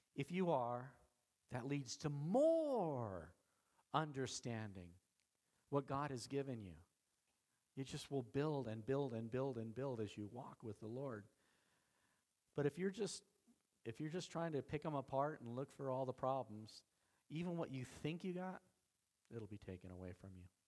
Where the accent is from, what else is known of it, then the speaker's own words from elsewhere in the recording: Idaho, United States; I'm from Idaho